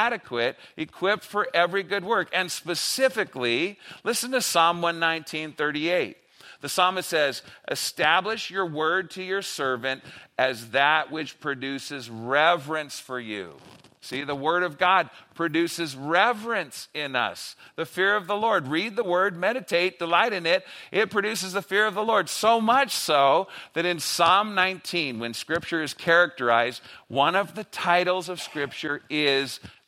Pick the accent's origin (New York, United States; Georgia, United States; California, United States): California, United States; Los Angeles; I grew up in LA.